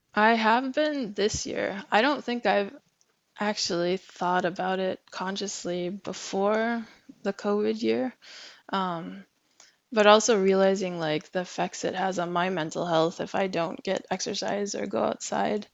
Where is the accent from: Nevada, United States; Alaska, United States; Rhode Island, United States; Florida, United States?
Alaska, United States; moved away as an adult; now in Norway; I'm I'm originally from from Alaska